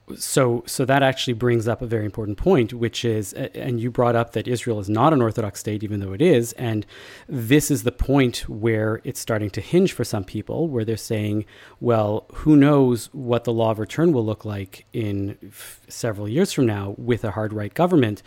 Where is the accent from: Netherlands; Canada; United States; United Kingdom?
Canada; us as Canadian Jews